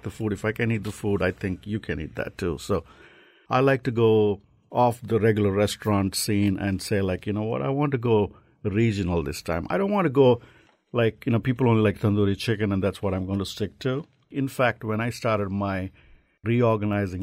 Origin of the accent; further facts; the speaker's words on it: Hyderabad, Telangana, India; now in Connecticut, United States; I'm from Hyderabad